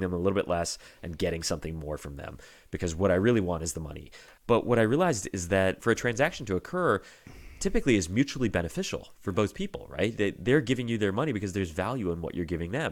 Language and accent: English; Virginia, United States; moved away as an adult; now in Michigan, United States; my home state, Virginia